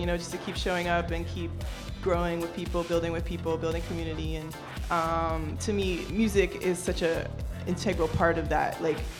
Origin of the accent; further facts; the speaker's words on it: Durham, North Carolina, United States; moved away as an adult; now in New York, United States; I'm from North Carolina, Durham specifically.